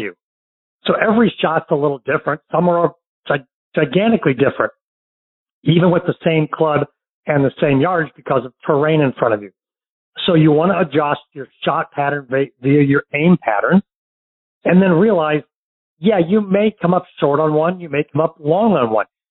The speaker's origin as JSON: {"language": "English", "town": "St. Louis", "region": "Missouri", "country": "United States", "tie": "born or raised there", "moved": "yes", "lives_now": "Florida, United States", "said": "my hometown of St. Louis"}